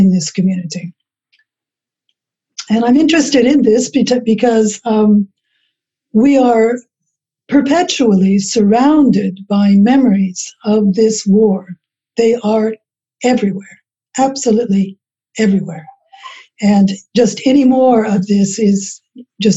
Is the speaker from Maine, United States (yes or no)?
no; Bakersfield, California, United States; also born or lived in Italy; now in Paris, France; I'm from California, from the Central Valley, Bakersfield. I came to Europe in 1971